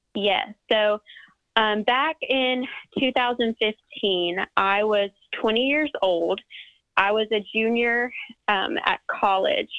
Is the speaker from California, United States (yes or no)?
no; West Georgia, United States; I'm from Georgia, uh, West Georgia, about 45 minutes west of Atlanta. And I've lived in the same town all my life